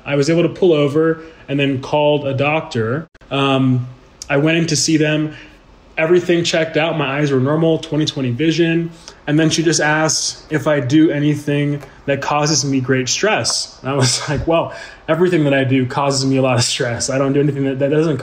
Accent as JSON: {"language": "English", "town": "Houston", "region": "Texas", "country": "United States", "tie": "born or raised there", "moved": "as an adult", "lives_now": "Colorado, United States", "said": "I was born and raised in Houston, Texas, which is a city known as the energy capital of the world"}